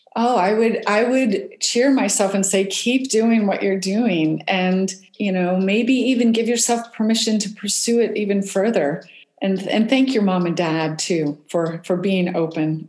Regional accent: West Virginia, United States; I grew up in West Virginia, and we were outside all the time

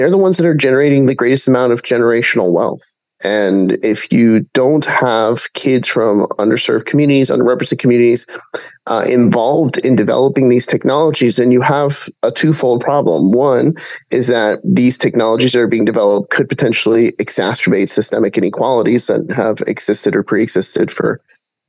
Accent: Puerto Rico; I'm from Puerto Rico

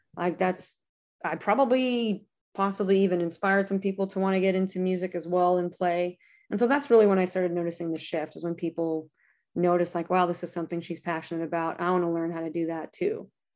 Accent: Lancaster, California, United States; It's called Lancaster, California.

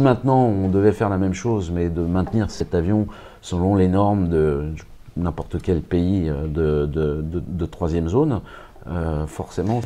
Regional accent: France; moved away as an adult; also born or lived in Moscow, Russia; je suis français, je suis arrivé à Moscou il y a trois ans

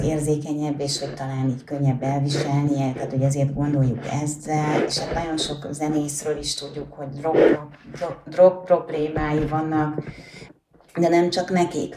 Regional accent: Budapest, Hungary; én magam is a Horváth Mihály térre születtem, mert a nagymamám ott lakott

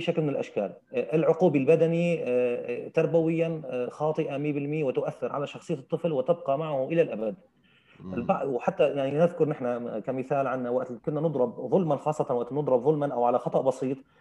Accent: Syria; accent: Syrian; بلهجتنا السوريه

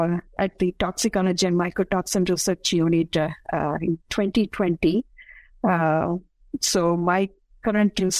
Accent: Namakkal, Tamil Nadu, India; moved away as an adult; now in Athens, United States; I was born and raised in India

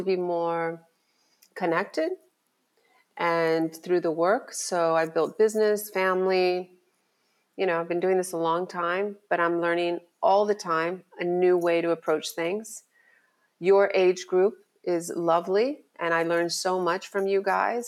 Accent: Miami, Florida, United States; I born and raised in Miami

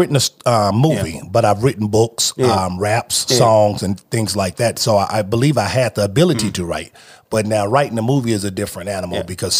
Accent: Los Angeles, California, United States; I am from Los Angeles, California, South Central Los Angeles.

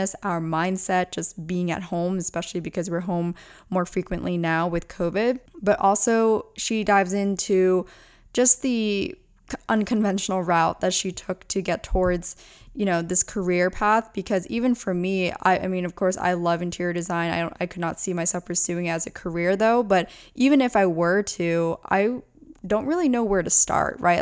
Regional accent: between Lancaster and Reading, Pennsylvania, United States; also born or lived in Orange County; now in Los Angeles, United States; I'm from between Lancaster and Reading

